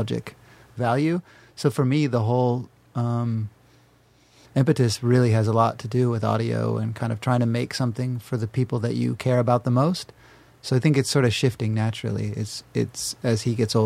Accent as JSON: {"language": "English", "region": "North Carolina", "country": "United States", "tie": "born or raised there", "moved": "yes", "lives_now": "Los Angeles, United States", "said": "where I grew up in North Carolina"}